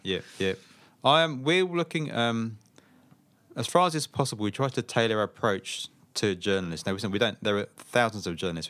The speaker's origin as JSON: {"language": "English", "town": "Slough", "region": "South East England", "country": "United Kingdom", "tie": "born or raised there", "moved": "as an adult", "lives_now": "Australia", "said": "I grew up in a town in Slough, in southeast England."}